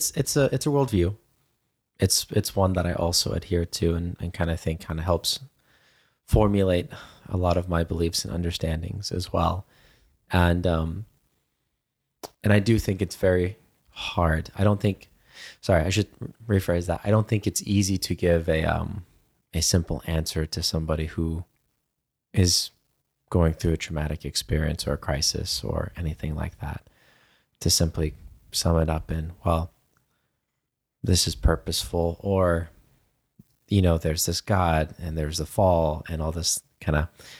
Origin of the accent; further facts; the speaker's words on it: Germany; certainly growing up in Germany, that was, you know, a lot of the questions that I got as well